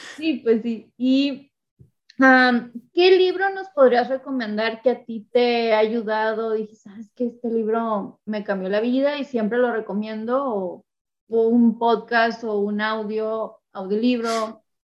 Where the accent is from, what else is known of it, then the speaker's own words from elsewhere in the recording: Mexico; yo soy, mexicana, solo puedo hablar por mi cultura